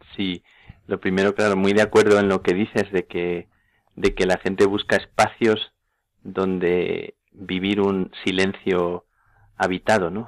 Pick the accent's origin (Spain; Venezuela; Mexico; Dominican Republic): Spain; Plasencia, Extremadura; en Plasencia a las carmelitas en, mi tierra.